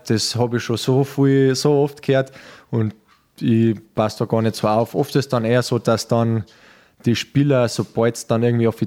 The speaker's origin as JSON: {"language": "German", "town": "Peißenberg", "region": "Bavaria", "country": "Germany", "tie": "born or raised there", "lives_now": "Munich, Germany", "said": "wir suchen gerade eine Wohnung in München, welche Ecken waren gut, wir haben Familie, ich bin in Peißenberg äh, aufgewachsen."}